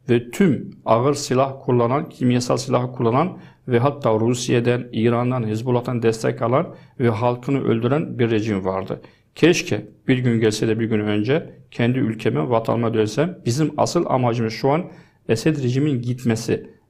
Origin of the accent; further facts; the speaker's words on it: Deir ez-Zor Governorate, Syria; Turkish is a second language; also born or lived in Azaz, Aleppo Governorate; Şimdi ben e, aslan Halepliyim, Azez bölgesinde. E, ama yaşamam, hayatım Derizor ilinde geçti.